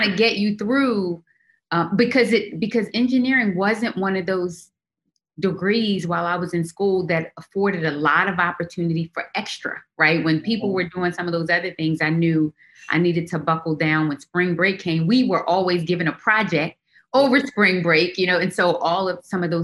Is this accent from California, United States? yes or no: no; Baltimore, Maryland, United States; we grew up in Baltimore, extremely, extremely poor